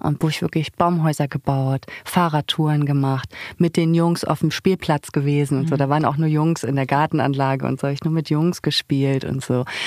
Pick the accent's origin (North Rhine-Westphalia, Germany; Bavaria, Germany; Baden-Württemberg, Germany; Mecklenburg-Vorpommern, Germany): Mecklenburg-Vorpommern, Germany; Zinnowitz; born or raised there; now in Berlin, Germany